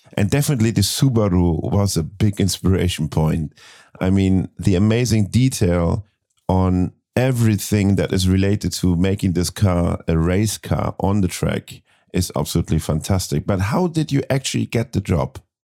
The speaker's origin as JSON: {"language": "English", "region": "Hamburg", "country": "Germany", "tie": "born or raised there", "said": "born in my hometown, Hamburg"}